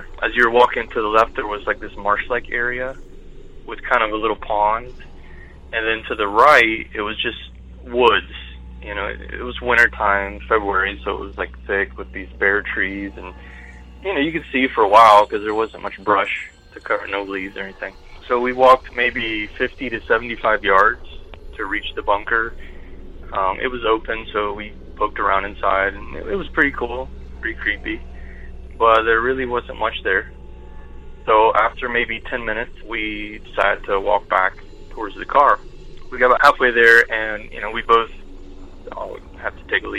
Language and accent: English; southern Ohio, United States; I grew up in a pretty small southern Ohio town.